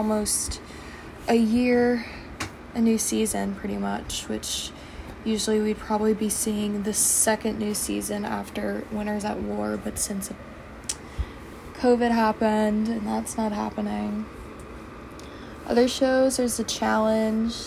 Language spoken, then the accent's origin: English; Virginia, United States; I'm from Virginia.